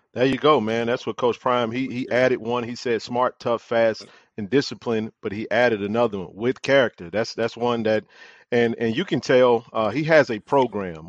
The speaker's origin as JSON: {"language": "English", "town": "Jackson", "region": "Mississippi", "country": "United States", "tie": "born or raised there", "said": "I'm a lifer, born and raised in Jackson."}